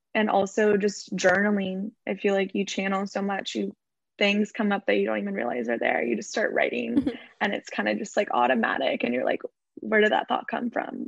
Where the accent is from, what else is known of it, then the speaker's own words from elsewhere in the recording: Orange County, California, United States; also born or lived in Los Angeles; I grew up in Orange County in California. Um, I'm currently living